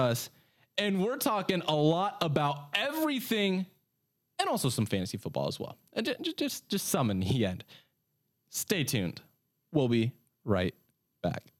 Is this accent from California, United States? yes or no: yes; Sacramento, California, United States; moved away as an adult; now in Delaware, United States; I'm from California. I'm from Sacramento, born and raised until last year. I moved out to Delaware